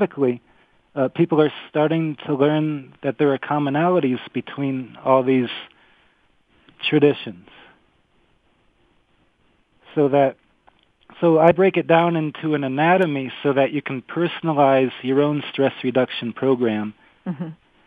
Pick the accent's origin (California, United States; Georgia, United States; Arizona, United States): Arizona, United States; I'm from Arizona